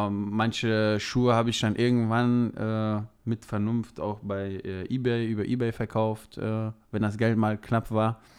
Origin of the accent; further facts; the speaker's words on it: Rhineland, Germany; da es meine Heimat ist, äh, sage ich ganz klar Rheinland.